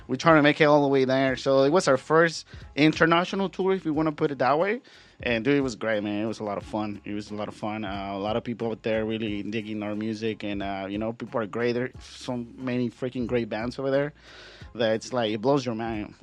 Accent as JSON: {"language": "English", "town": "Guadalajara", "region": "Jalisco", "country": "Mexico", "tie": "born or raised there", "moved": "yes", "said": "I'm originally from Guadalajara, so it was easier for me because all my family is there"}